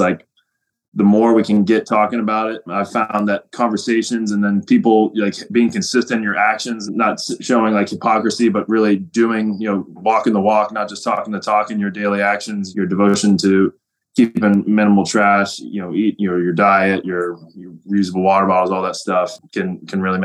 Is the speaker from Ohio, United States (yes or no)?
yes; Cincinnati, Ohio, United States; right here in my hometown of Cincinnati